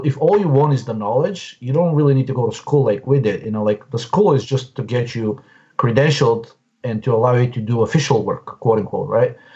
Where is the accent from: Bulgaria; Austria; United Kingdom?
Bulgaria; moved away as an adult; now in Washington, D.C., United States; I came directly from Bulgaria in 1997